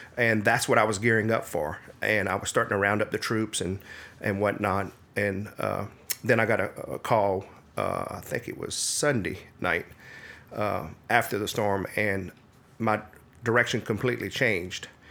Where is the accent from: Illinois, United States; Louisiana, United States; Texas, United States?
Louisiana, United States; Midland; Actually, I'm from Acadia Parish, a little town called Midland, Louisiana.